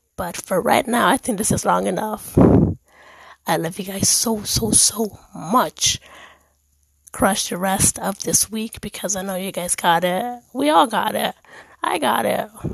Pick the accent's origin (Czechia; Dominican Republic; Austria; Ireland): Dominican Republic; also born or lived in Germany; I am Dominican. I was born in Erlich in Germany